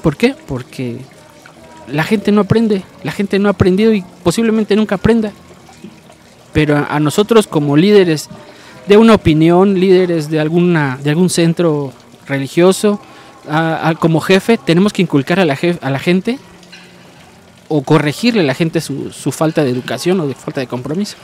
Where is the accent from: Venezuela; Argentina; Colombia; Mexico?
Mexico; como mexicanos